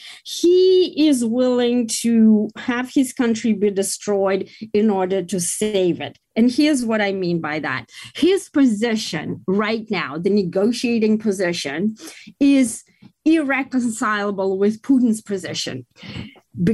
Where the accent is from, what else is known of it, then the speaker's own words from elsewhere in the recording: United States; we are in the middle as the American people